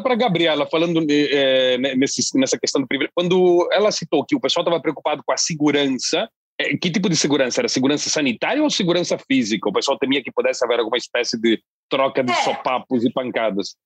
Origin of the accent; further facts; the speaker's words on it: Londrina, Paraná, Brazil; da minha terra, Londrina